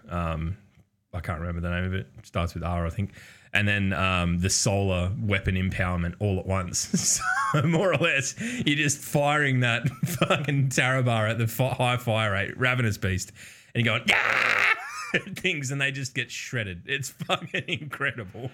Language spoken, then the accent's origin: English; Australia; by virtue of being Australian